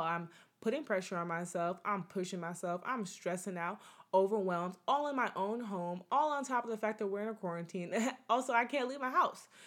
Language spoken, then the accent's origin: English; United States; I'm from America, from the US